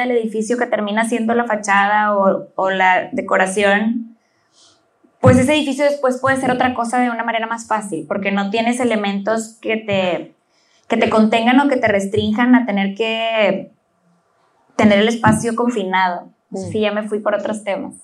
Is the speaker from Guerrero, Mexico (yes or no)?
no; Monterrey, Nuevo León, Mexico; yo que soy de Monterrey